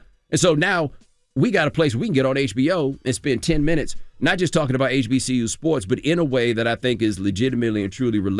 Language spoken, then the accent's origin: English; Birmingham, Alabama, United States; growing up when I grew up in Birmingham, the GDs wore black, the Bloods wore red, the Crips wore blue.